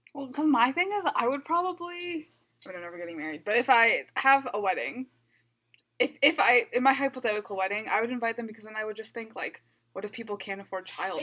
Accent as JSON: {"language": "English", "region": "Midwest", "country": "United States", "tie": "born or raised there", "said": "growing up in the Midwest"}